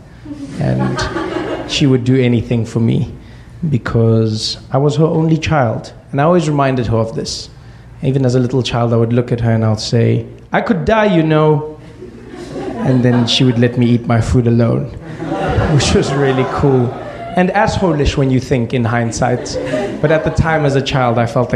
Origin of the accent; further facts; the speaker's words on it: South Africa; we grew up in South Africa during apartheid